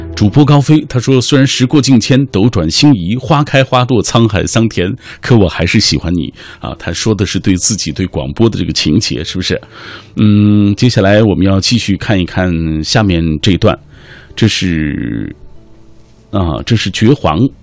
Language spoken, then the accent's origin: Chinese; Xinjiang, China; 我在新疆是生活了很长一段时间的